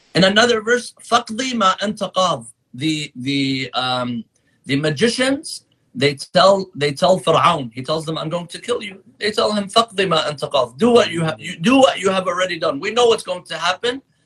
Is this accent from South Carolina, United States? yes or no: no; San Diego, California, United States; also born or lived in Qom, Iran; now in Michigan, United States; I grew up in San Diego, California